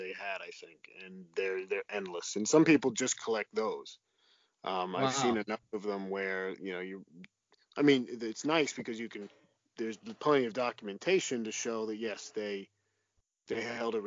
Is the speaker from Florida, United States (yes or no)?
no; New Jersey, United States; my home state of New Jersey